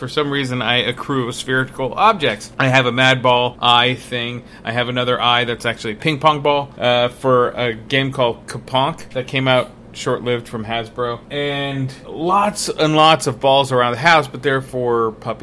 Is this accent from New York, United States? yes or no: no; Southern California, United States; I did like volleyball when I was growing up in Southern California